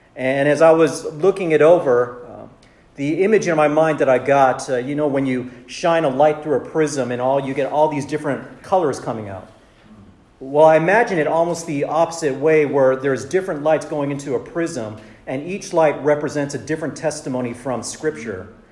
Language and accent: English; Southern California, United States; also born or lived in Santa Monica; I was born and raised in Southern California